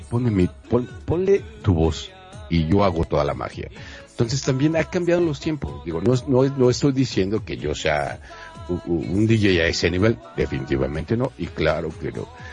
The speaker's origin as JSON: {"language": "Spanish", "town": "Monterrey", "region": "Nuevo León", "country": "Mexico", "moved": "yes", "lives_now": "Mexico City, Mexico", "said": "yo soy de Monterrey"}